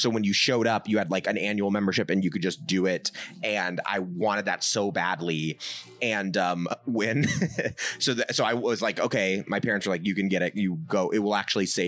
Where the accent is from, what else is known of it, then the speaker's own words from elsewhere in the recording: Nashville, Tennessee, United States; That's where I grew up